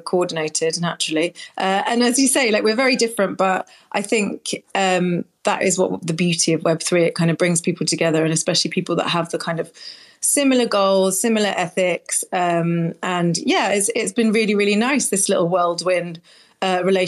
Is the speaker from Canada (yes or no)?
no; United Kingdom; I'm so British.